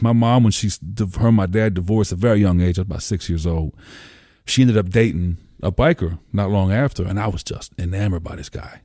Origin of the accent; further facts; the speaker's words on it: Columbia, Pennsylvania, United States; also born or lived in Lancaster, Pennsylvania; I grew up in Columbia. You know, I bounced between Columbia and the city my whole life